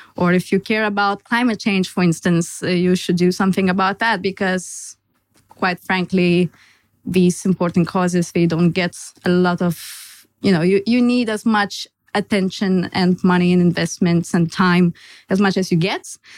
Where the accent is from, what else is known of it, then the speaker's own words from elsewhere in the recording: Lithuania; moved away as an adult; also born or lived in Denmark; now in Copenhagen, Denmark; I'm originally Lithuanian, and I moved to Denmark five years ago for my studies